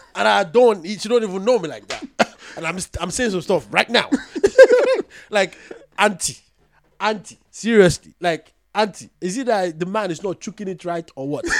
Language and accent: English; Ghana; as a Ghanaian African woman